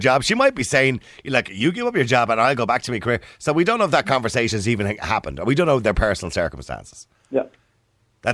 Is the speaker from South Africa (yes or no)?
no; Ireland; We're Irish